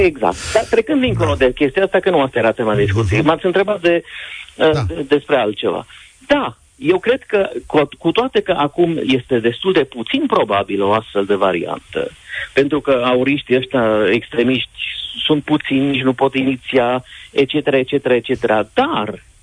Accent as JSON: {"language": "Romanian", "region": "Transylvania", "country": "Romania", "said": "Eu vă vorbesc ca un român ardelean"}